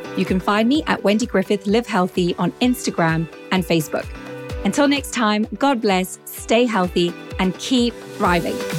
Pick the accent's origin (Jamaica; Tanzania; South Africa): South Africa; accent: slight South African accent; now in Norfolk, United Kingdom; I'm originally South African born, which is where you're hearing that slight accent. But nowadays, I live in Norfolk in the UK